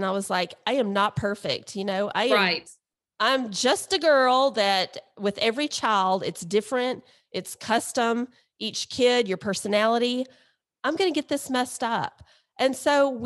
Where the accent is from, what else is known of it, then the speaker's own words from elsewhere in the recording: Alabama, United States; we're from Alabama and Mississippi